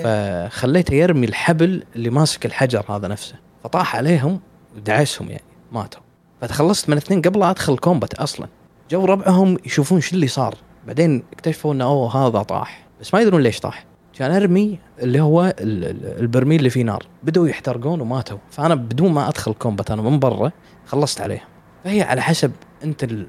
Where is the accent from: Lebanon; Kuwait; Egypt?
Kuwait; في الديوانيه عندنا بالكويت